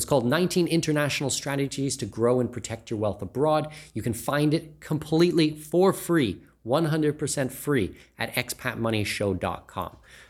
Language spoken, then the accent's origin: English; Canada; Because I'm Canadian, we did so much on the TSX